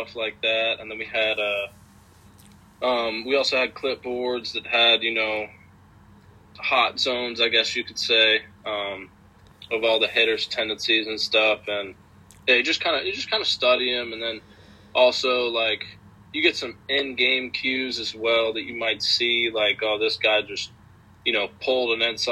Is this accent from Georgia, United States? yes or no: yes; Georgia, United States; I'm from Georgia, so it's really warm in Georgia